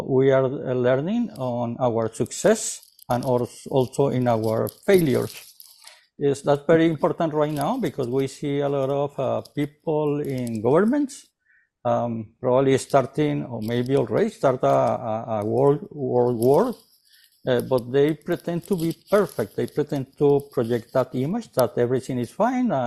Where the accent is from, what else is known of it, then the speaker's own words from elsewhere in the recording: Colombia; now in Canada; I'm originally from South America, from Colombia.